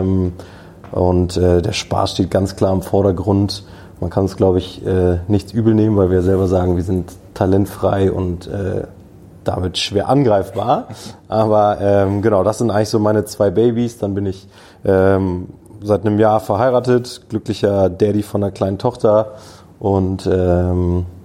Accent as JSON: {"language": "German", "region": "Hamburg", "country": "Germany", "tie": "born there", "said": "Ich bin 31 Jahre alt, bin gebürtiger Hamburger tatsächlich, ähm, habe in Kiel studiert"}